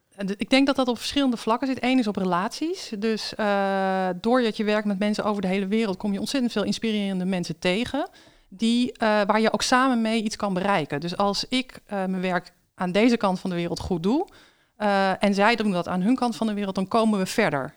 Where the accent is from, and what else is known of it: Netherlands